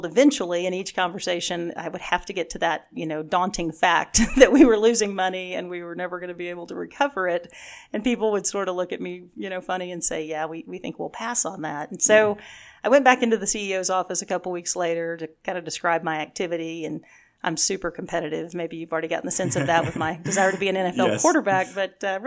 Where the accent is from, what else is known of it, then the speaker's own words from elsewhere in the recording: Houston, Texas, United States; also born or lived in Dallas, Texas; I grew up in Houston and then have been in Dallas now for 28 years.